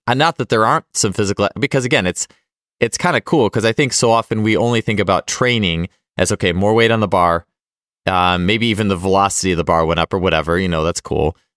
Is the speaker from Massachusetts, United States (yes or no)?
no; Milwaukee, Wisconsin, United States; I was growing up in Milwaukee